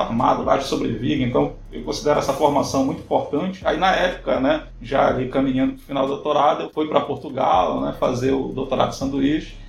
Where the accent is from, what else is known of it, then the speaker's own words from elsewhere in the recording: São Miguel do Guamá, Pará, Brazil; eu sou natural de São Miguel do Guamá, né, no estado do Pará, uma cidade no interior do estado do Pará.